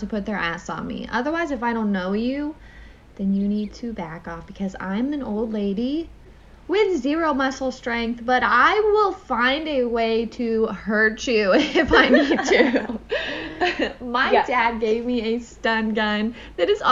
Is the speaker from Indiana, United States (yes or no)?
yes; Indiana, United States; accent: country; moved away as an adult; now in Jacksonville, United States; we are both from Indiana. We come from two different cities, but like she says, they are practically touching each other